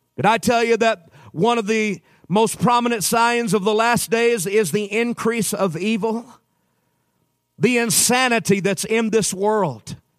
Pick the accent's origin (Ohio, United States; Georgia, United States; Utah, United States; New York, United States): Utah, United States; I'm from Utah